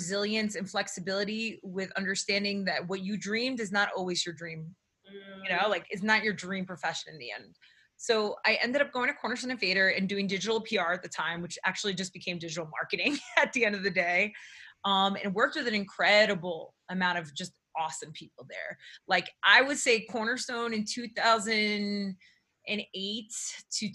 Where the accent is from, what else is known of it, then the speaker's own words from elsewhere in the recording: Newark, New Jersey, United States; also born or lived in New York; I grew up in New Jersey, right outside of Newark, New Jersey